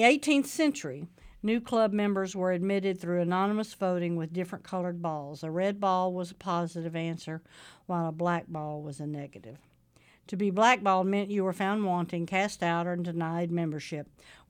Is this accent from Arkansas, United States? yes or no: yes; Arkansas, United States; And especially growing up in Arkansas, it probably wasn't that long ago in rural areas.